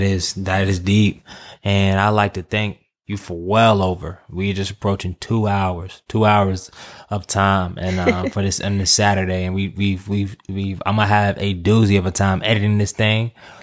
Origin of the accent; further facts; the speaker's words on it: North Carolina, United States; also born or lived in Virginia; Yeah, I'm from the city. I'm from North Carolina.